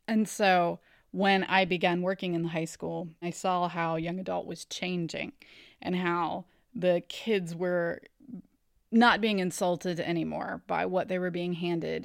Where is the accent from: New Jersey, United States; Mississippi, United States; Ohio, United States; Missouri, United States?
Ohio, United States; I grew up in Ohio. I'm from Ohio. I live here now